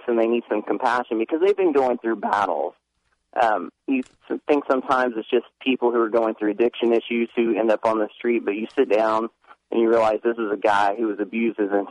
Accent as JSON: {"language": "English", "region": "Indiana", "country": "United States", "tie": "born or raised there", "moved": "as an adult", "lives_now": "Tennessee, United States", "said": "I moved back to my home state of Indiana prior to living in Tennessee"}